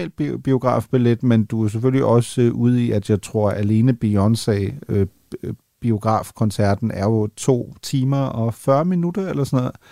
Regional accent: Northern Germany, Germany; jeg er jo mentalt er jeg jo jyde. Altså det er klart, når man er, op, når man er opvokset i, i, i Nordtyskland, ikke?

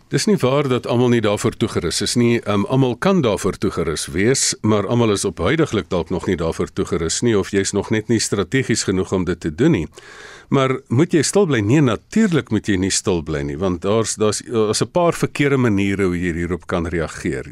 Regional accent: South Africa; ons as Suid-Afrikaners

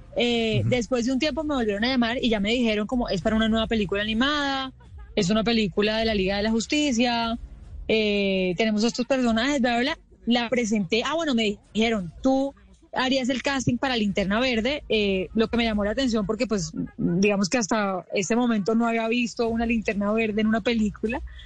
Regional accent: Colombia; Yo soy la única colombiana

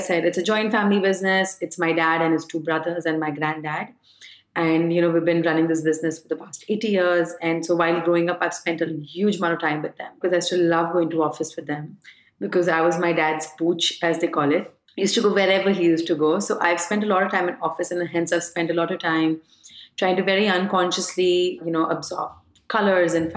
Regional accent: Varanasi, Uttar Pradesh, India; I come from Banaras. I come from a Gujarati family

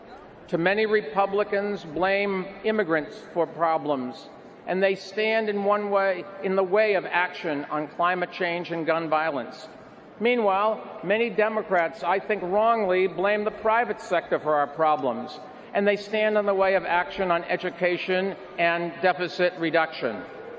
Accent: New York City, New York, United States; I'm a New Yorker

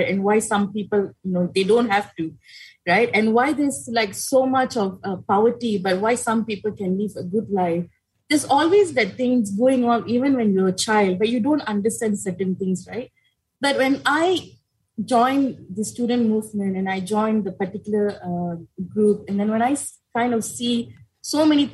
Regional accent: Malaysia; so my hometown is Podisen, so kind of very far away from the politics that happening in Kuala Lumpur

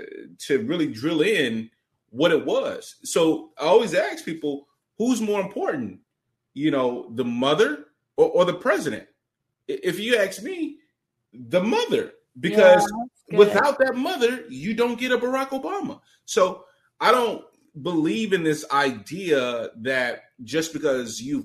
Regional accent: St. Louis, Missouri, United States; I come from St. Louis, impoverished background, Never met my dad, you know, grew up in children's homes

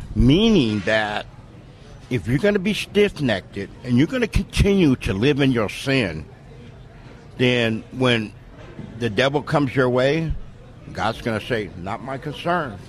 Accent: San Diego, California, United States; I was born and raised in San Diego, California

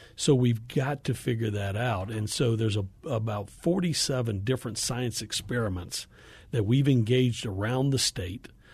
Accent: Appalachia, Northeast Georgia, United States; moved away; I grew up in Appalachia, uh, Northeast Georgia

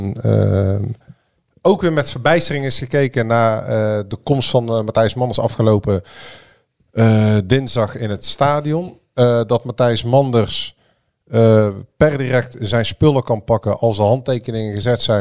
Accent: Breda, North Brabant, Netherlands; born or raised there

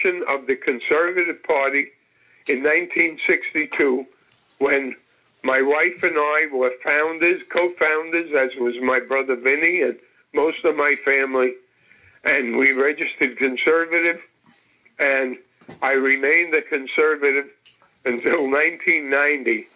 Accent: New York City, New York, United States; I grew up in the Lower East Side.

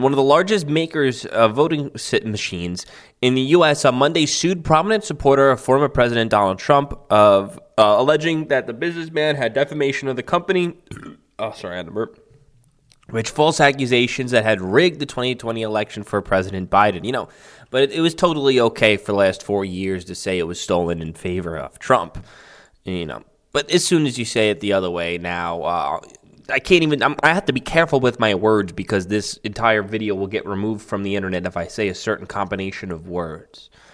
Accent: New York City, New York, United States; my hometown of Staten Island

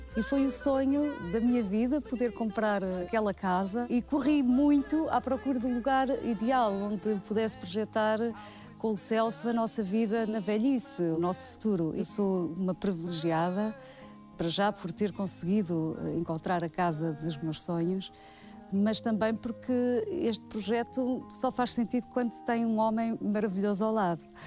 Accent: Portugal; also born or lived in Angola / Odivelas, Portugal / Mora, Alto Alentejo, Portugal; Eu nasci em Angola, vim com seis meses para cá. Os meus pais compraram casa em Odivelas

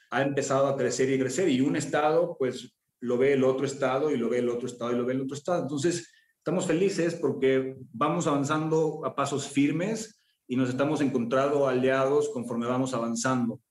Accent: San Miguel de Allende, Guanajuato, Mexico; moved away; crecí en San Miguel de Allende

